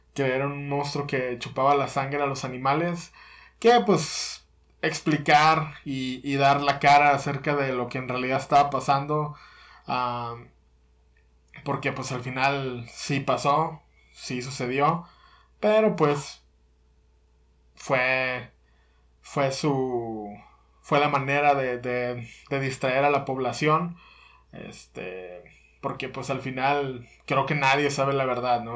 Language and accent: Spanish; Mexico; nuestro territorio mexicano